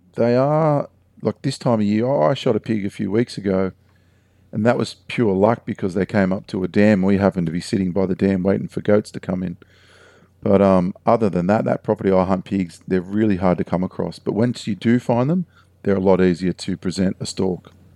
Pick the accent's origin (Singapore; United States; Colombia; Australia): Australia; Heathcote; where I grew up in Heathcote